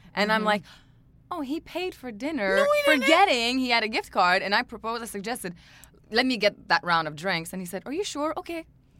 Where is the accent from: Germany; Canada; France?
Canada; I'm French Canadian.